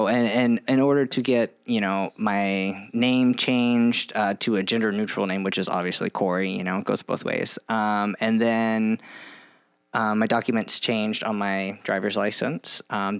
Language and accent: English; Lawton, Oklahoma, United States; moved away as an adult; also born or lived in California; now in Rochester, United States; And I grew up in Oklahoma and I moved to Rochester in about 2012.